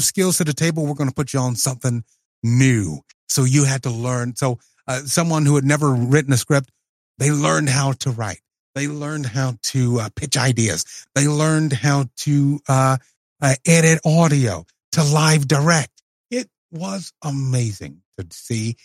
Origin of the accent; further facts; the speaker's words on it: Tennessee, United States; in my hometown